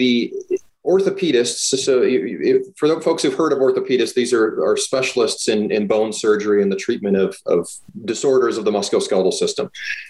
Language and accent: English; Minneapolis, Minnesota, United States; moved away as an adult; also born or lived in El Paso, Texas / Bronx, New York / Baltimore / Florida; now in Pocatello, United States; I'm 44. I was born and raised in Minneapolis, Minnesota by a single mom.